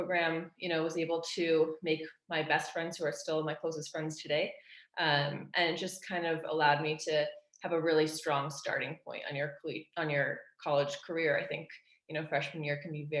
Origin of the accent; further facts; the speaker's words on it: Montclair, New Jersey, United States; And I'm from Montclair, New Jersey